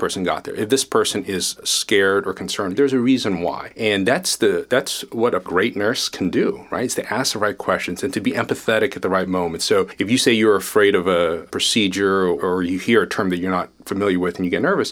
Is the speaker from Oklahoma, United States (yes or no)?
yes; Tulsa, Oklahoma, United States; moved away; also born or lived in Kuala Lumpur, Malaysia / Jakarta, Indonesia / Chapel Hill, North Carolina; I moved to the U.S. when I was 5, for example. So I grew up in Tulsa, Oklahoma